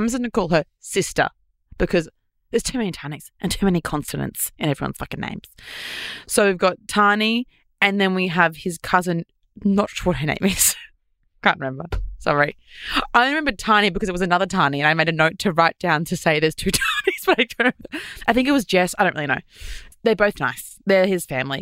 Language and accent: English; Queensland, Australia; moved away; I'm from Queensland. I'm used to having like 25 degree water